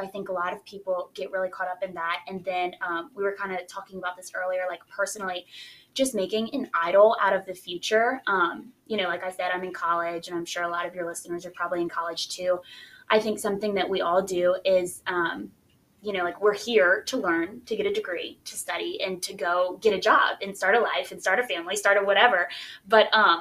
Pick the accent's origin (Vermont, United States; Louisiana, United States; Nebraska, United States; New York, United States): Louisiana, United States; Baton Rouge; I'm from Baton Rouge